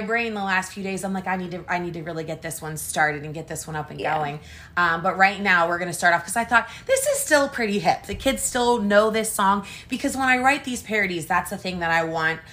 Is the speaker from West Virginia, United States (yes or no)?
yes; Wheeling, West Virginia, United States; In Wheeling, West Virginia, born and raised